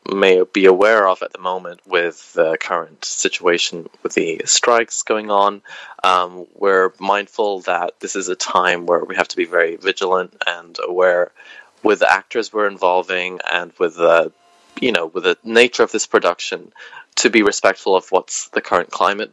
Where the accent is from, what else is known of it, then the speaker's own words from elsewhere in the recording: Wales, United Kingdom; moved away; also born or lived in England; growing up in Wales